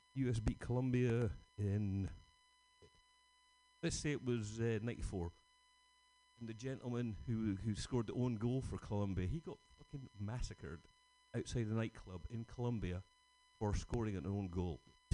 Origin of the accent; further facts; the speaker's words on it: Scotland, United Kingdom; being Scottish